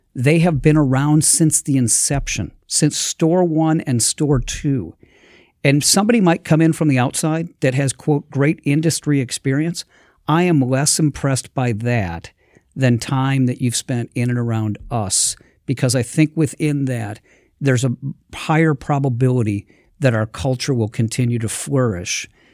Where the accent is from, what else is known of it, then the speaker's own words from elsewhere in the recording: Milwaukee, Wisconsin, United States; being born and raised in Milwaukee